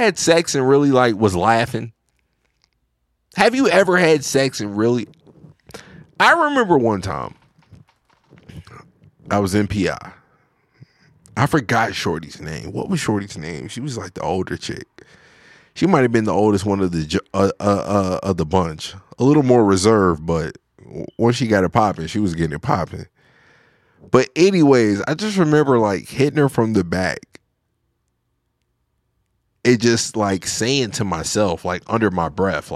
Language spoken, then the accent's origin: English; United States; I'm from America.